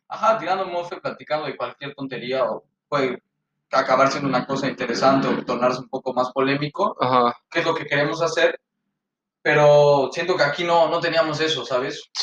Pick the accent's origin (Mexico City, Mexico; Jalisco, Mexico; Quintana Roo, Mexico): Mexico City, Mexico; now in Canada; somos un chilango y un poblano. Yo soy el chilango